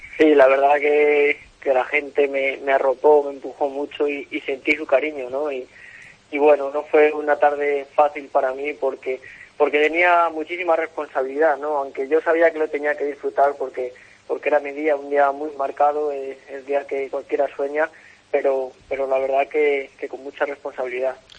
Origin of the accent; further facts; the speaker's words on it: Salamanca, Castile and León, Spain; mi tierra, en Salamanca, donde eh, el aficionado me ha visto crecer